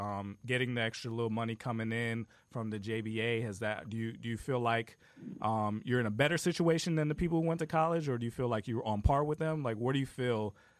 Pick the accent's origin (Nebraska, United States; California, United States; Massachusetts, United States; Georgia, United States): Georgia, United States; Marietta; I'm from Marietta too.